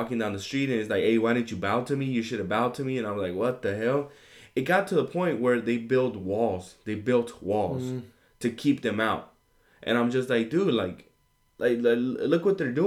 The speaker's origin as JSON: {"language": "English", "country": "United States", "also_born_or_lived": "Mexico", "said": "I'm an immigrant that came in. I'm a Mexican American that came in eventually down the line, and now I'm a full-grown American"}